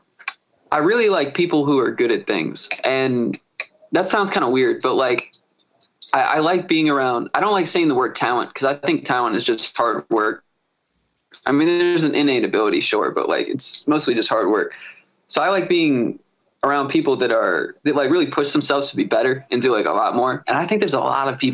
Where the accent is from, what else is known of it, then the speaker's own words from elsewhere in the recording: Severna Park, Maryland, United States; I'm from Smyrna Park. So I'd be out in the burbs, you know, like I'm between Baltimore and Annapolis